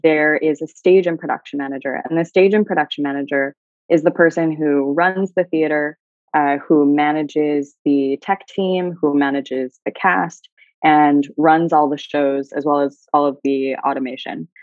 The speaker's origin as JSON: {"language": "English", "country": "United States", "moved": "as an adult", "lives_now": "Dubai, United Arab Emirates", "said": "as an American"}